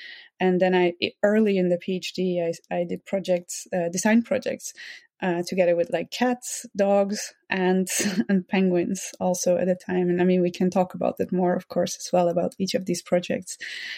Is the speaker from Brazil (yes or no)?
no; Netherlands; I grew up in the Netherlands, in the countryside, actually, together with many other animals.